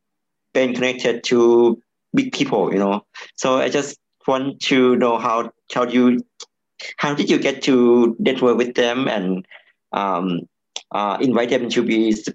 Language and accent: English; Thailand; I'm from Thailand anyway.